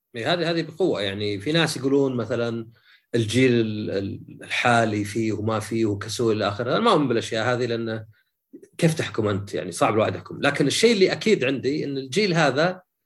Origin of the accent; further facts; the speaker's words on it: Saudi Arabia; عندنا في السعوديه